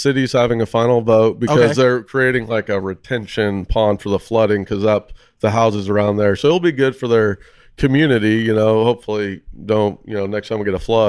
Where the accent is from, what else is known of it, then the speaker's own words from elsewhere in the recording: Yuma, Arizona, United States; we're from Yuma, Arizona. A lot of UFC fighters came out of there.